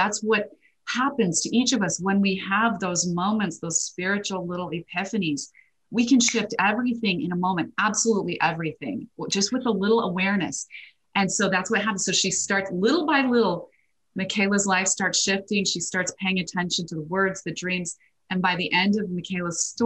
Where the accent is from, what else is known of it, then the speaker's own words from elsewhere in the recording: Idaho, United States; I'm a girl from Idaho, grew up with a lot of potatoes